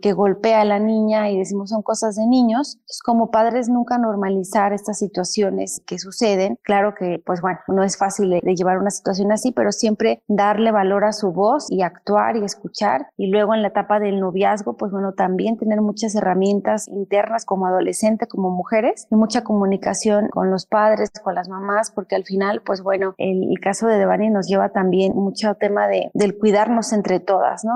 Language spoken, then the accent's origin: Spanish; Mexico; nuestro país